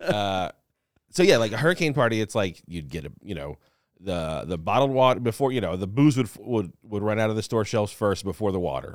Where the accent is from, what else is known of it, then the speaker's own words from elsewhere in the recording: New Orleans, Louisiana, United States; now in Los Angeles, United States; I'm from New Orleans. Like, I was in Katrina, well, not in Katrina, but, like, it affected me. I was living in New Orleans when it happened.